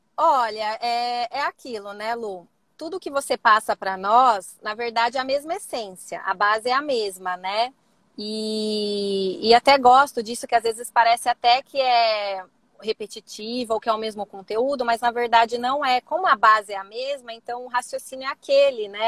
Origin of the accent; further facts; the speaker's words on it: Campinas, São Paulo, Brazil; Eu sou aqui de Campinas, é, tá. estado de São Paulo.